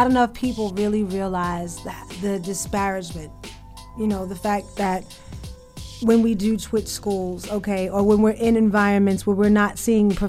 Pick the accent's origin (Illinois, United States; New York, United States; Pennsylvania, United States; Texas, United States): New York, United States; Queens; And like I'm from Queens.